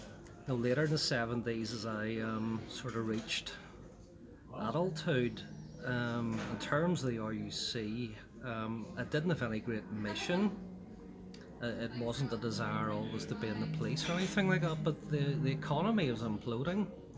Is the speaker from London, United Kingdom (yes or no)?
no; Belfast, Northern Ireland, United Kingdom; also born or lived in Shankill, Belfast; Most of my youth is spent growing up in Ballysillan area, Tynedale Estate, and then later on the Ballysillan Road itself. Attended Cliftonville Primary School and the Boys Model. So, most of my early life would have been divided between Ballysillan and the Shankill areas.